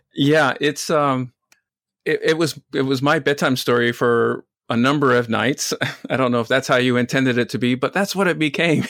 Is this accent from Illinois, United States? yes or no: no; Utah, United States; I grew up in Utah